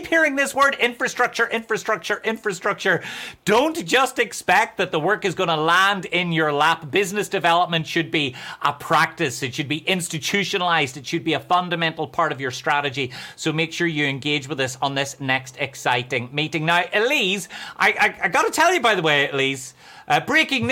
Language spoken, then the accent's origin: English; Ireland; accent: Irish; that's how we say cowboy in Ireland